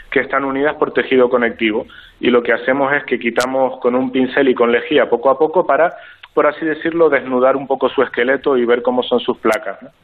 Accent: Tenerife, Canary Islands, Spain; soy de Tenerife

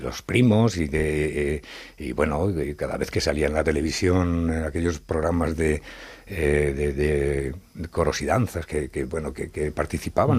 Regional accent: Madrid, Community of Madrid, Spain; also born or lived in Zaragoza; se vinieron a Madrid siendo yo prácticamente un bebé y yo me crié en Madrid

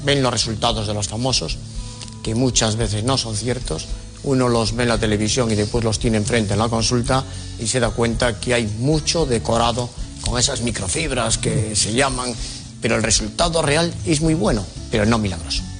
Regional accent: Lugo, Galicia, Spain; accent: Galician; now in Madrid, Spain; Llevo muchos años en Madrid, pero soy gallego Nací en Lugo

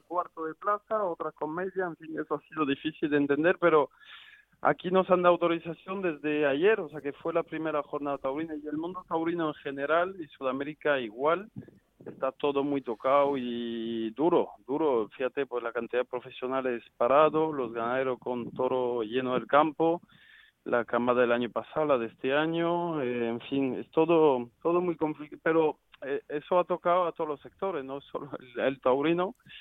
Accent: Arles, Provence-Alpes-Côte d'Azur, France; siendo francés

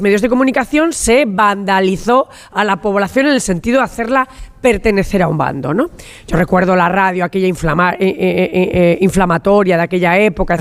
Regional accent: La Rioja, Spain; soy riojana y como riojana, en esta Santa Rioja eh, eh, me he pasado toda mi infancia en las comidas familiares

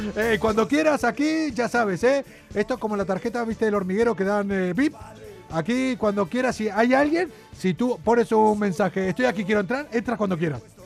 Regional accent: Argentina; moved away; also born or lived in Andújar, Jaén; Soy el argentino

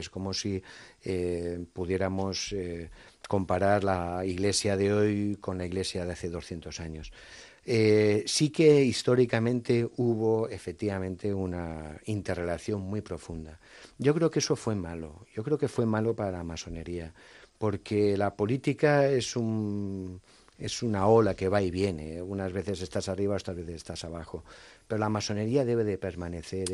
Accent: Valencian Community, Spain; soy valenciano

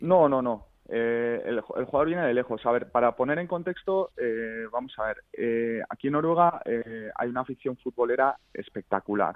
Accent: San Sebastián, Basque Country, Spain; now in Oslo, Norway; Yo soy de San Sebastián, pero ahora

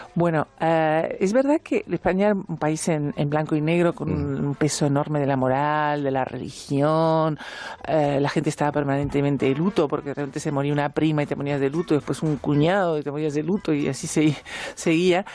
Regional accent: Uruguay; now in Spain; soy uruguaya

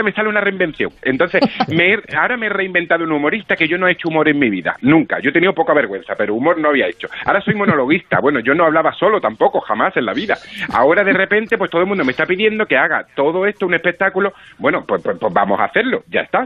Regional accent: Málaga, Andalusia, Spain; Yo soy malagueño de, de nacimiento y sí, trabajo aquí en un par de compañías de teatro

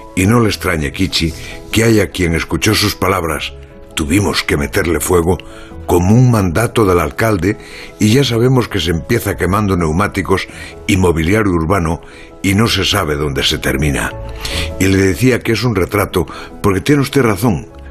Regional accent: A Mariña, Galicia, Spain; Amariña en mi tierra

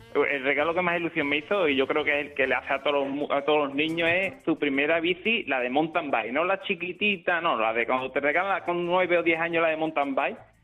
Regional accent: Lebrija, Andalusia, Spain; de Lebrija, Sevilla

